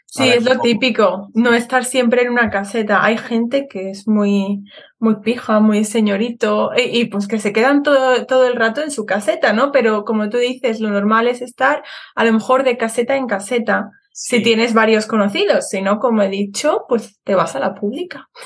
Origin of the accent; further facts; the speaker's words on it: Seville, Andalusia, Spain; moved away as an adult; also born or lived in Madrid; now in Birmingham, United Kingdom; yo em, he nacido en Madrid, pero he vivido casi toda mi vida en Sevilla